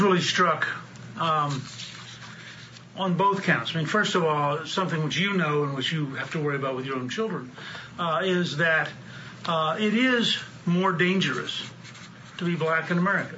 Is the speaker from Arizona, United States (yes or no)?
no; Texas, United States; I'm a Texan. Dallas is in my backyard